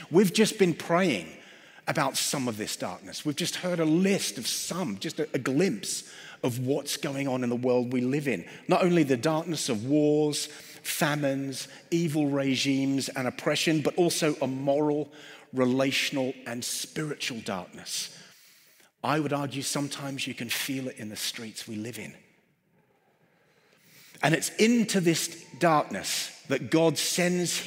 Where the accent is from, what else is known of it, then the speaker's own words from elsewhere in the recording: London, United Kingdom; I'm from London